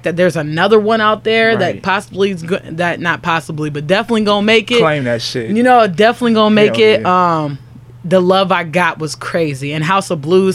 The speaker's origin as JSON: {"language": "English", "town": "Ravenna", "region": "Ohio", "country": "United States", "said": "I come from Ravenna, Ohio."}